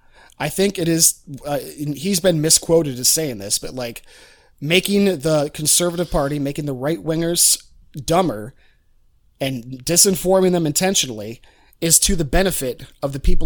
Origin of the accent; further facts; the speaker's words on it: rural Ohio, United States; moved away; most of my hometown, you know, it's a complete echo chamber.